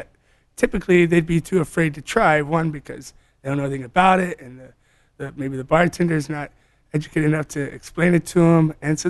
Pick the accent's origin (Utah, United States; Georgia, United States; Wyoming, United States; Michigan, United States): Georgia, United States; Atlanta; moved away as an adult; also born or lived in Charlotte, North Carolina / Ohio / California / Spain; Born and raised in Atlanta, downtown. Did all my schooling there, then moved to Charlotte, North Carolina.